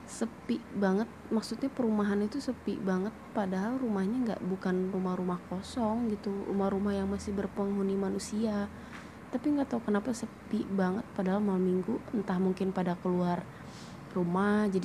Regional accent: Cirebon, West Java, Indonesia; Aku berasal dari kota Cirebon.

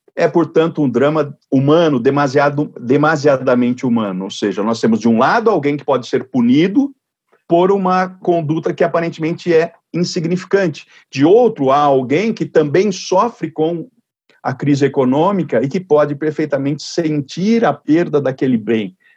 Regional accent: Jaú, São Paulo, Brazil; na cidade de Jaú, que aliás é minha cidade natal

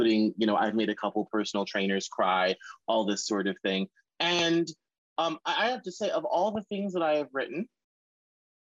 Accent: the South, United States; I'm from the South

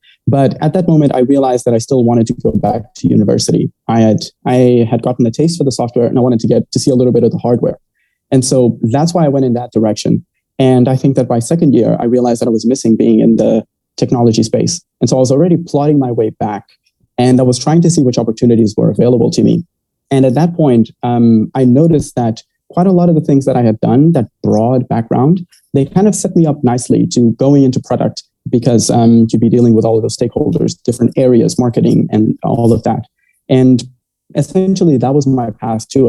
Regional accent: Maputo, Mozambique; also born or lived in Cape Town, South Africa; I'm from Maputo, Mozambique. And I was born and raised here.

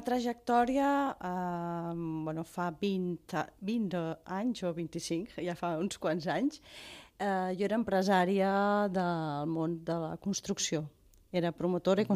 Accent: Vilafranca del Penedès, Catalonia, Spain; a Vilafranca, d'on sóc jo

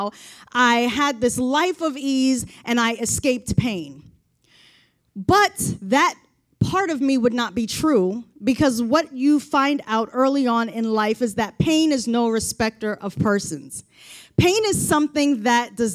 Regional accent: Baltimore, Maryland, United States; I've been living in Baltimore, growing up in Baltimore

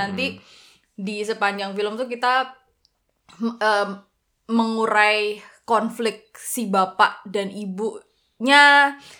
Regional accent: Java, Indonesia; aku kan Jawa

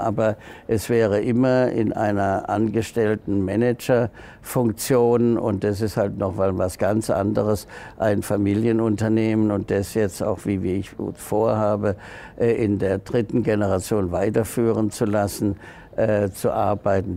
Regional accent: Freiburg, Baden-Württemberg, Germany; Freiburg, ich bin ja Freiburger

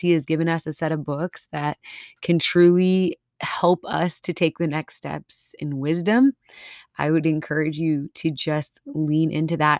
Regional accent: Minnesota, United States; moved away; I'm from Minnesota. I still have some, uh, some of my accents

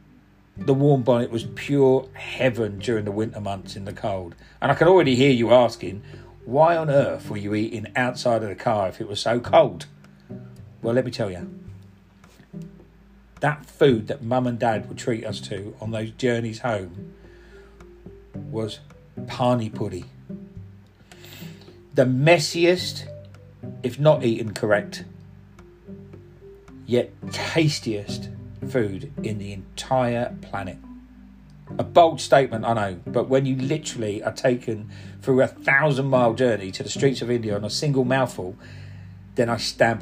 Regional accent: Cockney, London, United Kingdom; accent: Cockney; first language Punjabi; also born or lived in Eastbourne

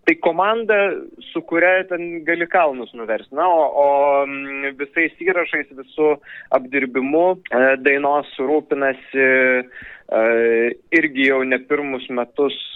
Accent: Pivašiūnai, Alytus County, Lithuania; moved away; Aš esu iš Alitaus rajono, iš Pivašiūnų. Ten yra pirmiausiai mano tėviškė ir mano tėvų gyvenamoji vieta.

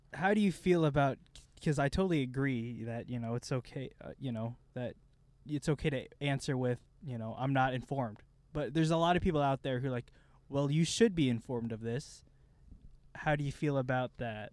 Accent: Midwest, United States; we're both dudes from the Midwest

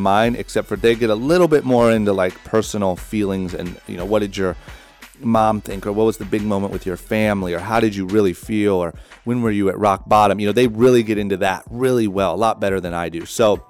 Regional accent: Ohio, United States; Growing up in Ohio, it's like you're almost taught to think that these people are superheroes, or you will never be one of them.

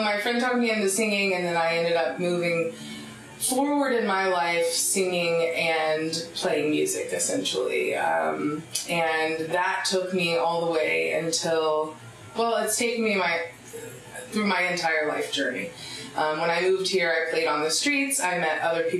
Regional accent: between Myrtle Beach and Charleston, coast of South Carolina, United States; moved away as an adult; also born or lived in High Point, North Carolina / Southern Oregon; now in Talent, United States; I moved shortly thereafter, around 2 years old, to the coast of South Carolina

